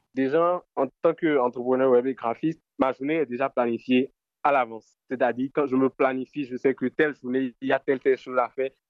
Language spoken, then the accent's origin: French; Benin; je suis béninois, je viens du centre-ville